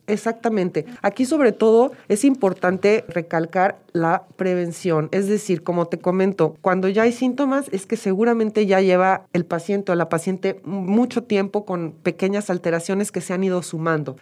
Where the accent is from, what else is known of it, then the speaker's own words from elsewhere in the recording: Mexico; Nosotros como mexicanos